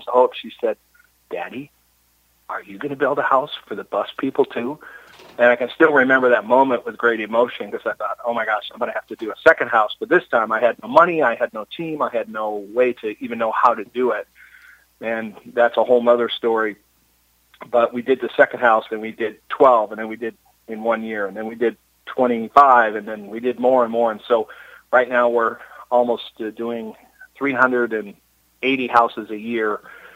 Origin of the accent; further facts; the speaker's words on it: Minnesota, United States; now in San Diego, United States; I grew up in Minnesota